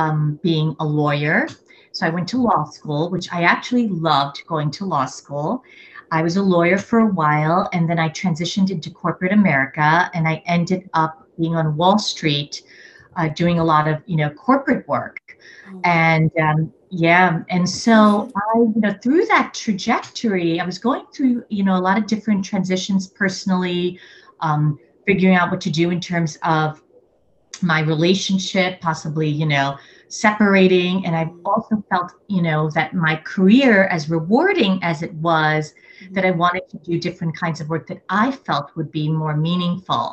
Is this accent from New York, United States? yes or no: yes; New York City, New York, United States; I am originally a New Yorker, a born and raised New Yorker, coming from an immigrant family